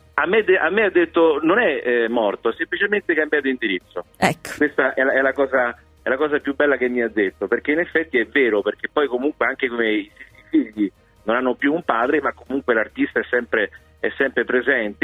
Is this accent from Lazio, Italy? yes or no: yes; Rome, Lazio, Italy; da romano